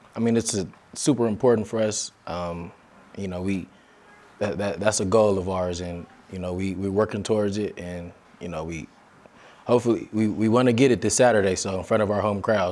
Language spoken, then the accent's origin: English; Las Vegas, Nevada, United States; moved away as an adult; also born or lived in Ogden, Utah; now in Provo, United States; I was born and raised in Las Vegas